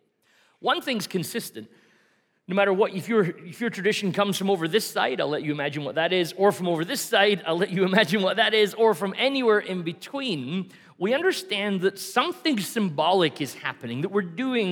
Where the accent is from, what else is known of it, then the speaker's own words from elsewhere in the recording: Scotland, United Kingdom; now in Canada; I'm Scottish